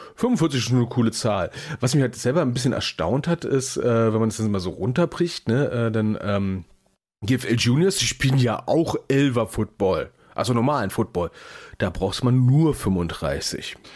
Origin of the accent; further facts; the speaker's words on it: Berlin, Germany; ich als gebürtiger Berliner